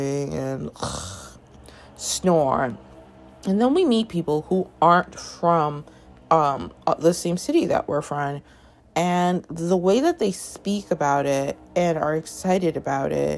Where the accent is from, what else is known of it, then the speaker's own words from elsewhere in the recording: Toronto, Ontario, Canada; moved away as an adult; I grew up in Toronto. Long story. Anyway, was there from like when I was like 5 and a half to 26.